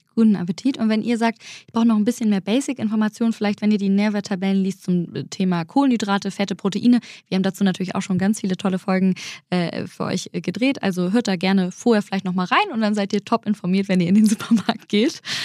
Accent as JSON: {"language": "German", "country": "Germany", "said": "bei uns in Deutschland"}